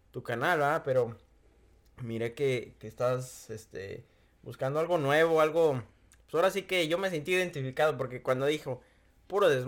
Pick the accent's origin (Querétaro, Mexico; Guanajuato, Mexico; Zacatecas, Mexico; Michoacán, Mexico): Michoacán, Mexico; moved away; Yo soy de Michoacán